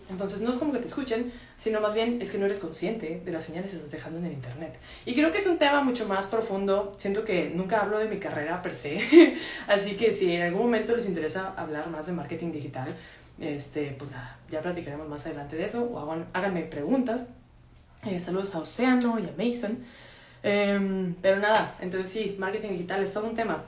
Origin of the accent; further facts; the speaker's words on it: Monterrey, Nuevo León, Mexico; also born or lived in Mexico City; soy de Monterrey, estoy en Monterrey